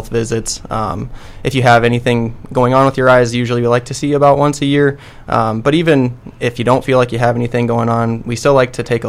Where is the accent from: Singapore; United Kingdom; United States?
United States; Sioux Falls, South Dakota; also born or lived in Arizona; now in Brookings, United States; I'm originally a South Dakota guy, so I grew up in Sioux Falls